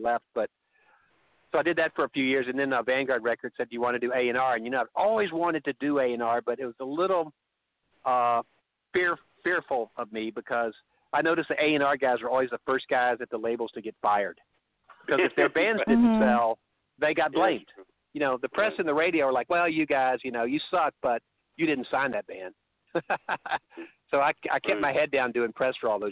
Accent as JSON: {"language": "English", "region": "Texas", "country": "United States", "moved": "yes", "said": "Because he could tell my accent. I go, Texas."}